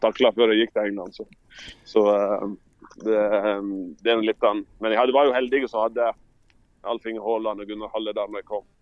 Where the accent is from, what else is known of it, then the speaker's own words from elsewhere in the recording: Sogndal, Vestland, Norway; also born or lived in Leeds; når jeg vokste opp her i Sogndal